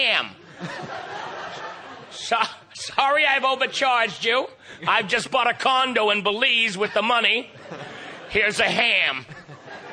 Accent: Iowa, United States; I'm from Iowa

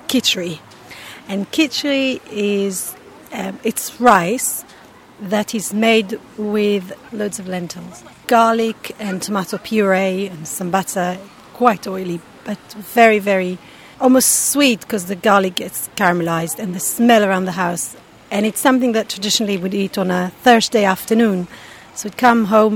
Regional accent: Israel; I grew up in Israel

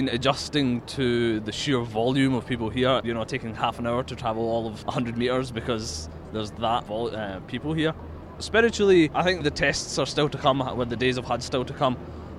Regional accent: Glasgow, Scotland, United Kingdom; I'm from Glasgow.

